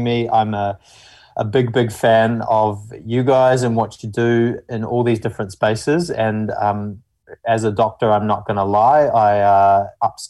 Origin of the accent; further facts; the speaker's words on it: New Zealand; accent: mumbly; moved away; I'm initially from New Zealand. You can probably tell from the mumbly accent. So I'm from like a small farming town initially.